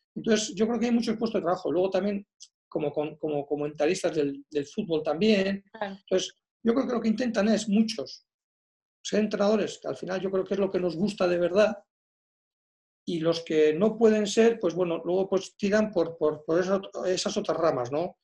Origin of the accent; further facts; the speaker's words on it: Basque Country, Spain; jugadores vascos